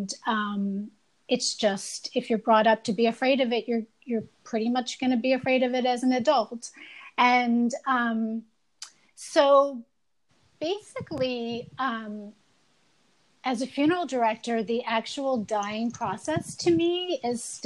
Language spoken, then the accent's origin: English; New Jersey, United States; now in New York City, United States; I grew up in New Jersey